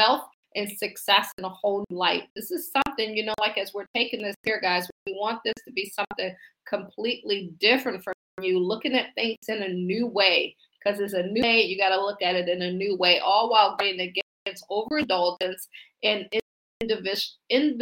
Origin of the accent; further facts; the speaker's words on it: Akron, Ohio, United States; now in Washington, D.C., United States; I'm from Akron, Ohio. I actually live in the Washington, D.C. area now.